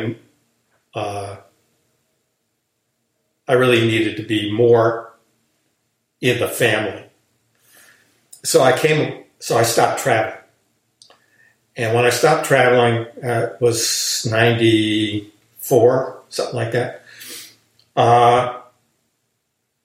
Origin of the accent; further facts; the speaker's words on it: United States; I'm an American